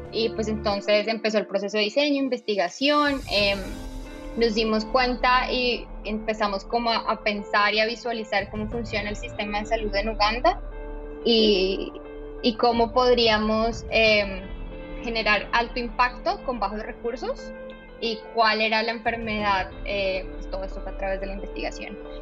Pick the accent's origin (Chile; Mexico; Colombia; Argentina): Colombia; moved away as an adult; also born or lived in Bogotá / Netherlands; now in Austin, United States; soy colombiana, como ya eh, escuchan en mi acento